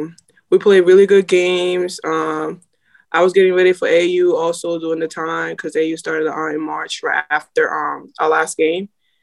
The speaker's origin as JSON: {"language": "English", "country": "Dominican Republic", "moved": "yes", "said": "Like I came from Dominican Republic, and I found out the school that I was at, it was closing now."}